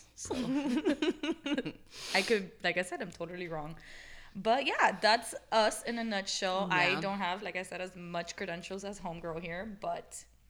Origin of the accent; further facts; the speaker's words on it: Miami, Florida, United States; I am born and raised in Miami.